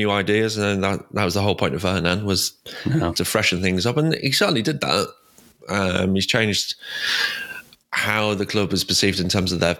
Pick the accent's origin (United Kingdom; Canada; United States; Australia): United Kingdom; England; I'm English